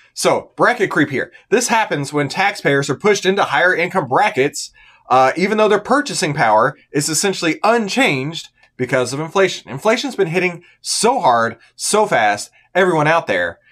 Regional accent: United States; we, as the American citizens

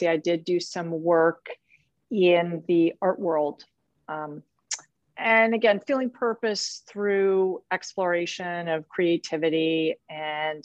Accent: Chicago, Illinois, United States; I grew up in Chicago, outside of Chicago

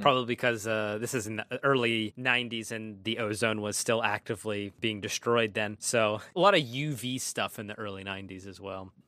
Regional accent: Pennsylvania, United States; We're from Pennsylvania

